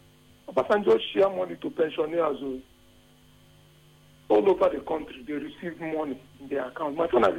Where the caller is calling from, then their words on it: Eba, Ogun State, Nigeria; I'm calling from Eba.